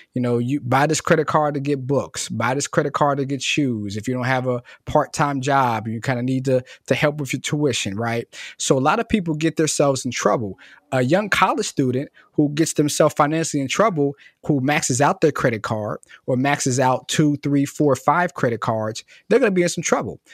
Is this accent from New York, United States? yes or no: no; Cincinnati, Ohio, United States; I'm born and raised in Cincinnati, um, so I'm from Cincinnati originally